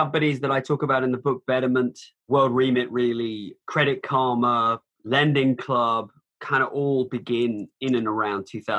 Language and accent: English; United Kingdom; now in United States; I'm from the UK originally, but I've spent more time in America than anywhere else.